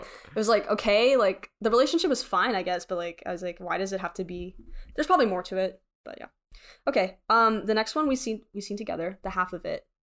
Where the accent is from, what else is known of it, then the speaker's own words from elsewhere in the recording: Frisco, Texas, United States; I grew up in Frisco